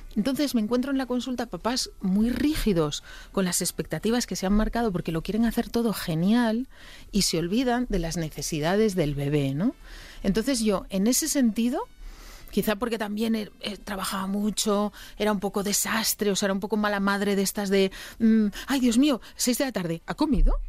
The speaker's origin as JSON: {"language": "Spanish", "region": "Asturias", "country": "Spain", "said": "yo como buena asturiana"}